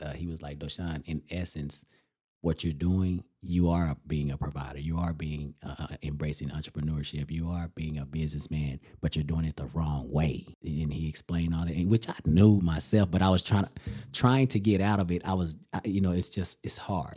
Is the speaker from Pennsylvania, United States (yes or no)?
no; Amarillo, Texas, United States; my hometown